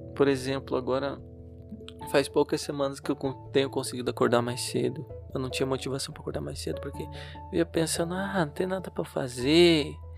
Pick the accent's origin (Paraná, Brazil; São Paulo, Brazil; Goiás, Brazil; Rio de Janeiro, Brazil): Paraná, Brazil; Curitiba; no lugar onde eu nasci, que eu cresci em Curitiba